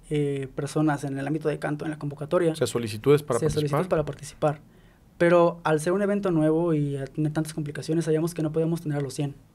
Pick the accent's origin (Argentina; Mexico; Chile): Mexico; somos mexicanos